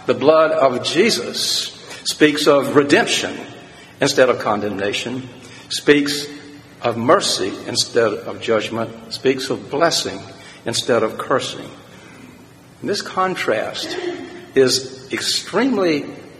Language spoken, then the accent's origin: English; South Carolina, United States; being from a small town in agricultural South Carolina